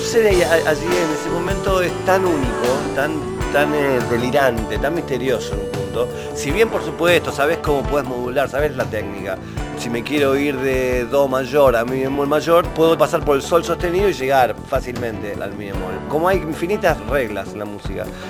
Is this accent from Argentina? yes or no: yes; Rosario, Santa Fe, Argentina; cuando eras chico en Rosario.